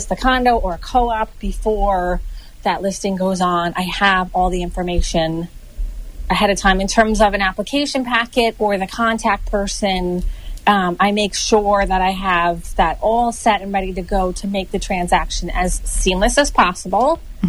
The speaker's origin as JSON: {"language": "English", "town": "Long Island", "region": "New York", "country": "United States", "said": "from Long Island."}